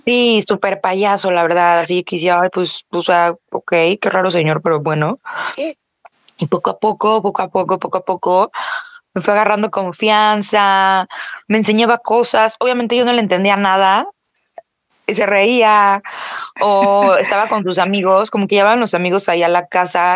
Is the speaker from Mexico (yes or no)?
yes; Mexico; soy mexicana